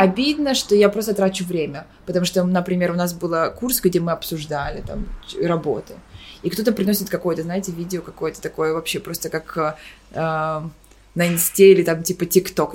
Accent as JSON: {"language": "Russian", "region": "Kyiv", "country": "Ukraine", "tie": "born or raised there", "also_born_or_lived": "Boston, United States", "moved": "as an adult", "lives_now": "New York, United States", "said": "Я родом сама из Киева"}